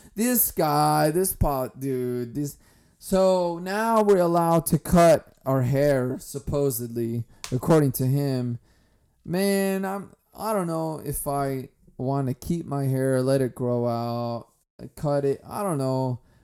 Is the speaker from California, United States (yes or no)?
yes; California, United States; I'm from California.